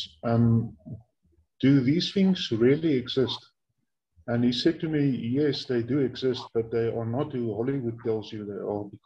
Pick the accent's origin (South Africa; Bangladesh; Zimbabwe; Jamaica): South Africa; Bloemfontein, Free State; I was born in 1986 in my hometown where I'm currently living, Bloemfontein. Now, this is in central South Africa in a province that is called the Free State Province.